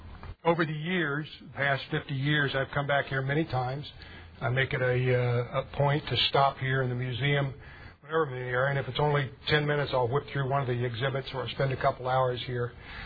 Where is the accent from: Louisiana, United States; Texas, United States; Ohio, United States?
Ohio, United States; Springfield; I was born in Springfield, Ohio, about 20 minutes to the east of here.